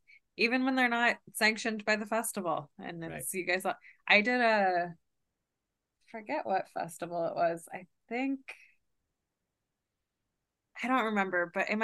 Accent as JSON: {"language": "English", "region": "Kentucky", "country": "United States", "tie": "born or raised there", "said": "I've always like felt very like outsider-y because I grew up like Jewish in Kentucky"}